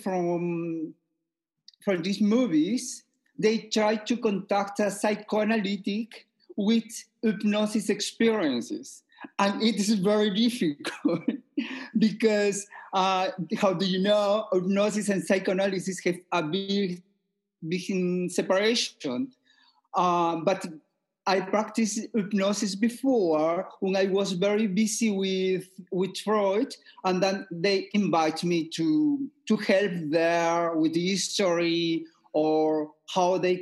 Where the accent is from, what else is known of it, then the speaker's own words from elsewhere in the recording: Peru; moved away as an adult; now in Vienna, Austria; I am originally from Peru. Okay, I am living in Austria 30 years.